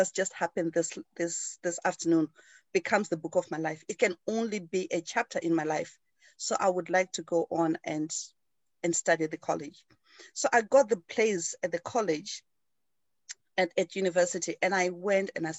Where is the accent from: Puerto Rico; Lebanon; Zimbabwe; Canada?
Zimbabwe; moved away as an adult; now in United Kingdom; I grew up in Zimbabwe, in Africa.